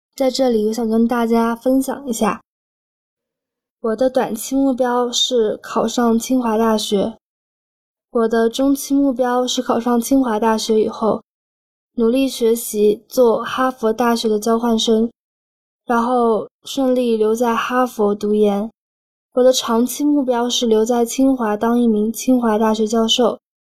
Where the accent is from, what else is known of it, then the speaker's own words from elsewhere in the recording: Kunming, Yunnan, China; 我是来自云南昆明的